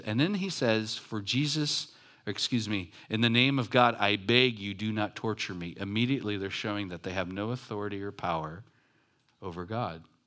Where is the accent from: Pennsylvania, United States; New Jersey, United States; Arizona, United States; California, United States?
California, United States; Long Beach; I grew up in Long Beach, like, by Compton